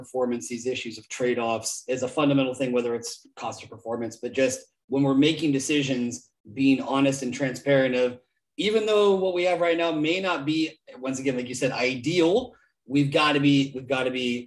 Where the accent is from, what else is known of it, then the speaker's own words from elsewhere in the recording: Santa Rosa, California, United States; moved away as an adult; now in Basque Country, Spain; I'm from Santa Rosa, California